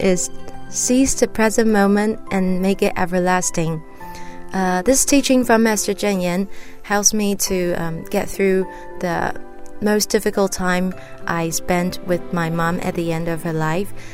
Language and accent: English; Taiwan; I'm from Taiwan.